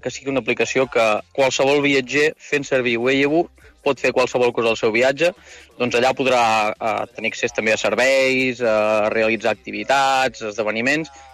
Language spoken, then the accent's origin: Catalan; Girona, Catalonia, Spain; jo sóc de Girona